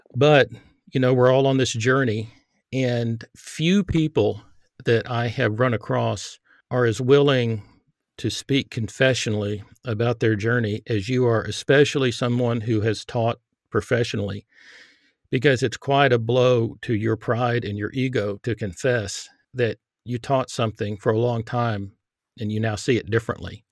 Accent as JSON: {"language": "English", "region": "Texas", "country": "United States", "tie": "born or raised there", "said": "I grew up in Texas"}